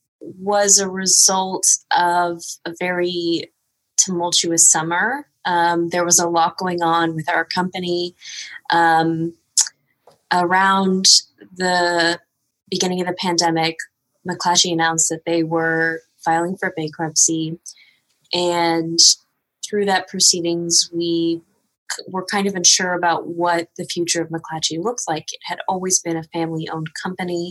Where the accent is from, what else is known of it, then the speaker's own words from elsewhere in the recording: Texas, United States; I am from Texas